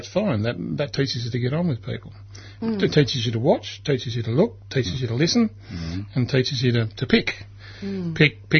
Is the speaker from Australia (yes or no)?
yes; Brisbane, Queensland, Australia; born there; I was born in Brisbane.